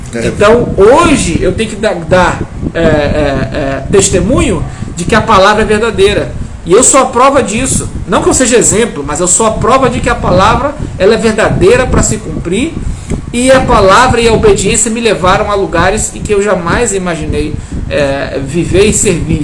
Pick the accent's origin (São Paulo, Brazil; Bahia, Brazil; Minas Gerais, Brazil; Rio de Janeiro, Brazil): Rio de Janeiro, Brazil; Araruama; moved away as an adult; also born or lived in Manaus; eu sou carioca da, da Gema, mas é, vivi em Araruama dos meus 9 aos meus 21 anos de idade.